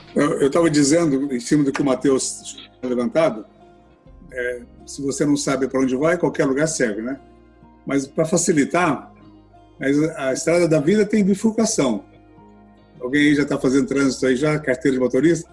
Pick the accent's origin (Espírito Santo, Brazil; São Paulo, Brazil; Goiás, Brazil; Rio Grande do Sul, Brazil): Goiás, Brazil; moved away as an adult; also born or lived in Anápolis / Brasília; now in Rio de Janeiro, Brazil; Nós estávamos em Anápolis, fomos a Brasília, de repente estivemos parar no Rio de Janeiro, como goianos